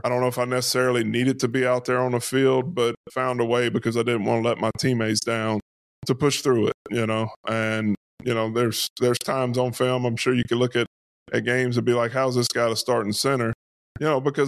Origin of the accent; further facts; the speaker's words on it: Louisiana, United States; being in Louisiana, growing up in Louisiana